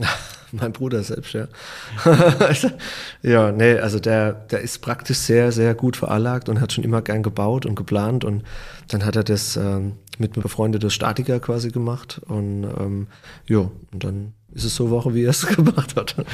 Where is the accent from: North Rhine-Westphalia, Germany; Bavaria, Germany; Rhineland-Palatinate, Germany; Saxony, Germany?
Rhineland-Palatinate, Germany; wir sind als, als Pfälzer